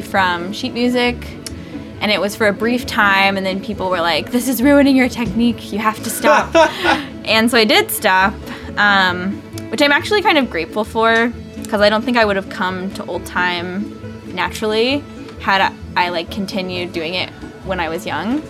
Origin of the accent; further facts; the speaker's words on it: Maryville, Tennessee, United States; also born or lived in Chicago; now in Brooklyn, United States; so I am actually from Maryville, Tennessee. Um, and I grew up there playing classical music